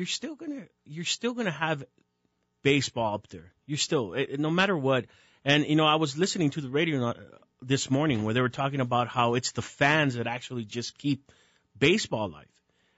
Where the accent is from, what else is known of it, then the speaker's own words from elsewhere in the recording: El Paso, Texas, United States; now in Albuquerque, United States; I grew up in El Paso, so a lot of Mexican music.